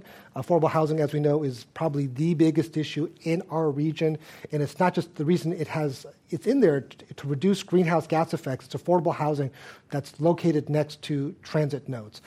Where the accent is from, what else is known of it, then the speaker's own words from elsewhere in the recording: Los Angeles, California, United States; now in Bay Area, United States; I unfortunately didn't get to grow up in the Bay Area. I grew up in Los Angeles